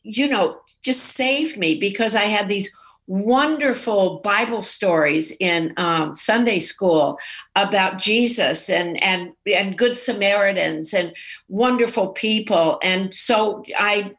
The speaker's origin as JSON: {"language": "English", "region": "Texas", "country": "United States", "tie": "born or raised there", "said": "I grew up in Texas"}